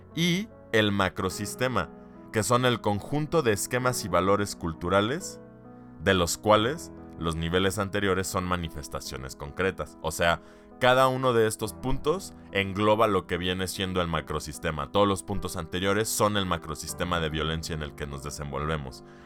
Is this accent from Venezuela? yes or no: no; Mexico